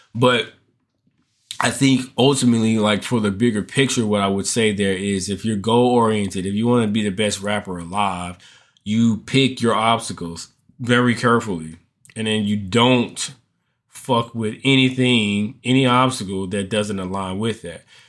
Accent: United States; as American men, as Black American men

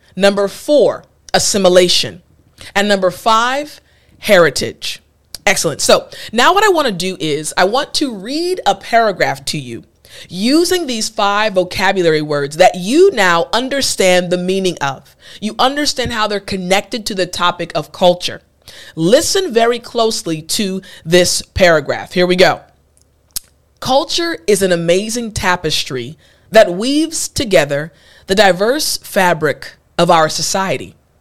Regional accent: United States; first language English; as native English speakers, as an American

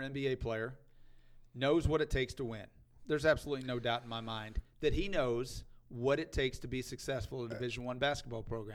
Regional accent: Missouri, United States; I grew up here in Missouri, so I am a Missouri fan

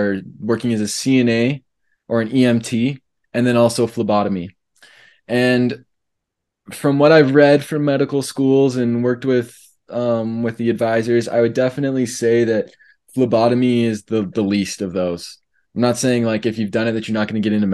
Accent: Canada; moved away as an adult; now in Provo, United States; as a Canadian

